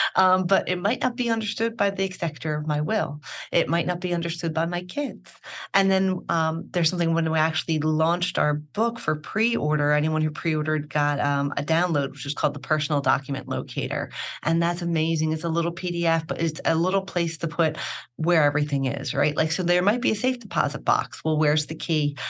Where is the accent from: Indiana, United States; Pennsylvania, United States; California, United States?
Pennsylvania, United States; Philadelphia; moved away as an adult; also born or lived in Rome; born and raised in Philadelphia